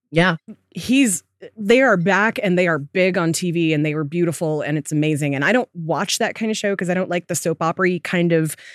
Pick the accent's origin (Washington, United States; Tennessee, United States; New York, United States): Washington, United States; Seattle; Growing up in Seattle as a as a goth kid, as a kid into alternative music, which was very popular in Seattle in the 90s, mm-hmm. I was a black kid into it.